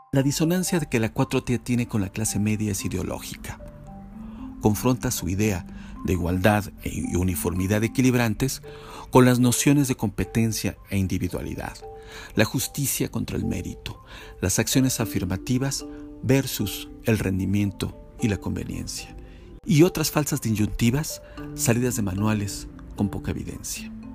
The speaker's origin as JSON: {"language": "Spanish", "country": "Mexico"}